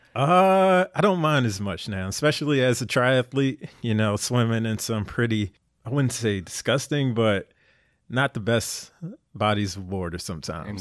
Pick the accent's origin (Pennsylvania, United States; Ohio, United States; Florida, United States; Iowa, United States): Pennsylvania, United States; Philadelphia; moved away as an adult; Born and raised in Philly